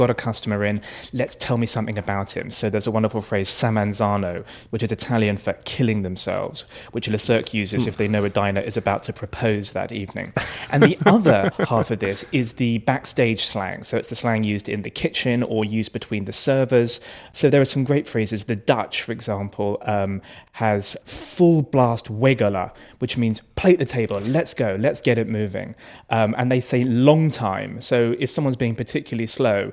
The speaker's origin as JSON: {"language": "English", "country": "United Kingdom", "said": "I'm British"}